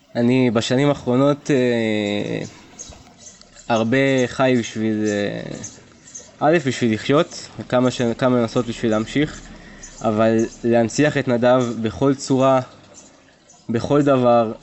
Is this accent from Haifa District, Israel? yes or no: no; Beersheba, Southern District, Israel; אני באר שבעי במקור